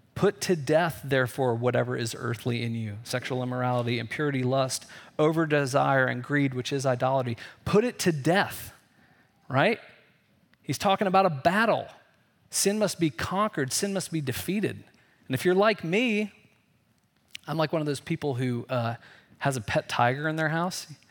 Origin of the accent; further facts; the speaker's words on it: Indiana, United States; I grew up in Indiana, so there, you know, we were always afraid of tornadoes in the Midwest